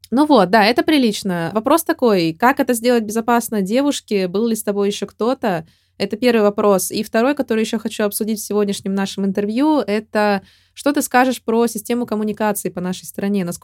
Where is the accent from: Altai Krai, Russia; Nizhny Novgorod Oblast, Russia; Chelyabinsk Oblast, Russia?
Chelyabinsk Oblast, Russia; Chelyabinsk; для того, чтобы я из Челябинска знала, что происходит